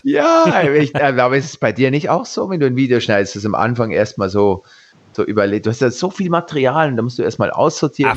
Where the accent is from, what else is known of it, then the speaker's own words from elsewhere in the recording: Switzerland; ich bin Schweizer